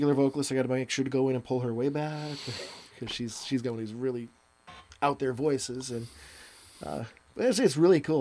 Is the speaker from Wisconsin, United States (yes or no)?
yes; Milwaukee, Wisconsin, United States; I'm an Okie from Milwaukee